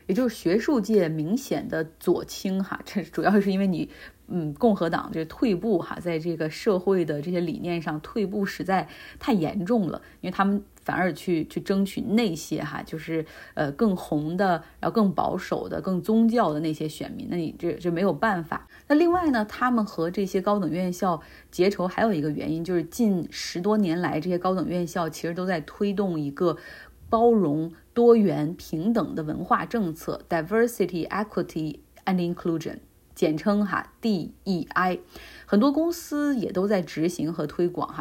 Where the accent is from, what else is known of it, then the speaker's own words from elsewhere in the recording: Harbin, Heilongjiang, China; 我的家乡哈尔滨在这个冬天红了